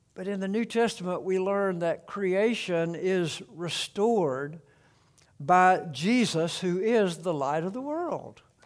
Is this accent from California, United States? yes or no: no; South Alabama, United States; the home farm, uh, that I grew up around in South Alabama.